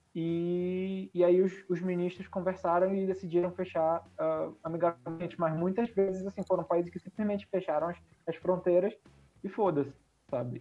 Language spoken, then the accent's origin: Portuguese; Brazil; moved away; eu, como brasileiro, assim, por mais que não viva no Brasil, tenho. Todos os meus amigos estão aí, a minha família toda está aí